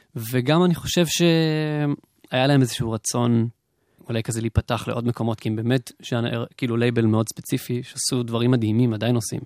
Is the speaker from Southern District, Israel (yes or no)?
yes; the South, Southern District, Israel; אני מהדרום